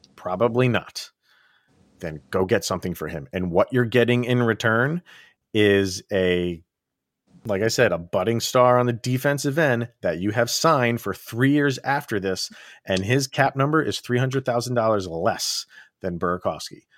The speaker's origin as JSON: {"language": "English", "town": "Schenectady", "region": "New York", "country": "United States", "tie": "born or raised there"}